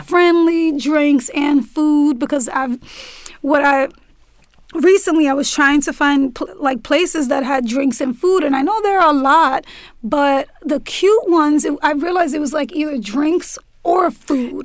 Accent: New York City, New York, United States; also born or lived in Brooklyn; I'm born and raised in New York City, but I moved to Brooklyn like three months ago now.

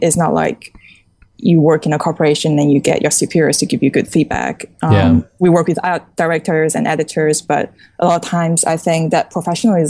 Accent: Singapore; also born or lived in China; growing up in China, we were quite sheltered in, you know, being exposed to art and stuff. And after I moved to Singapore, I was pretty much, you know, just growing up on my own

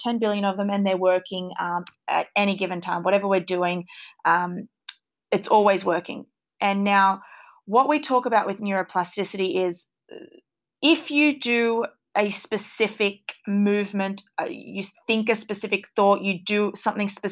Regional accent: Australia; born and raised in Australia

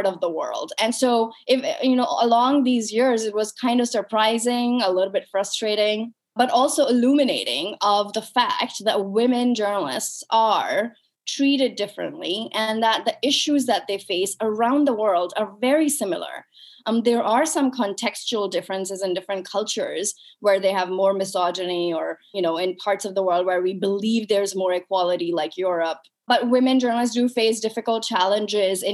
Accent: Pakistan; moved away as an adult; also born or lived in United States; I was brought up and raised in Pakistan

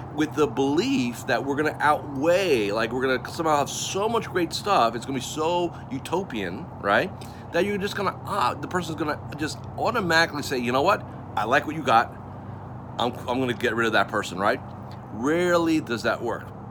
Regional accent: Melbourne, Florida, United States; I'm coming to you from my hometown of Melbourne, Florida

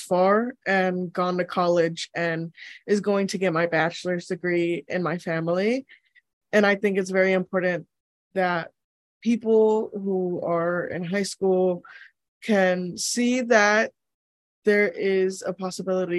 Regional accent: Conway, South Carolina, United States; I am from Conway, South Carolina

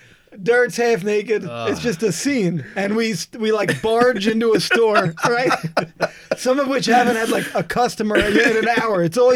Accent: New Jersey, United States; I know we're in, like, Missouri, but we're from New Jersey.

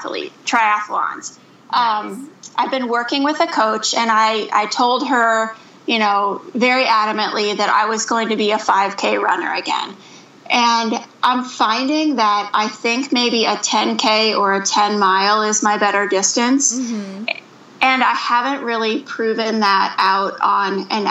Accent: Mansfield, Ohio, United States; now in Minneapolis, United States; I am from Mansfield, Ohio, which is right in between Cleveland and Columbus

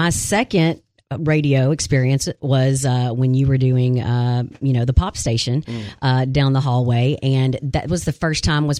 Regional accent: Arkansas, United States; I'm born and raised in Arkansas.

